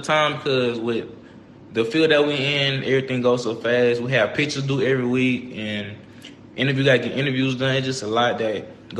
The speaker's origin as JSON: {"language": "English", "region": "Texas", "country": "United States", "moved": "as an adult", "said": "I'm from Texas, so I'm used to the heat"}